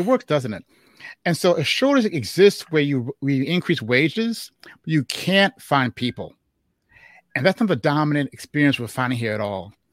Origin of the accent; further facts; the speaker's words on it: Chicago, Illinois, United States; they met in Chicago, and I was born in Chicago. And Juneteenth was our thing in Chicago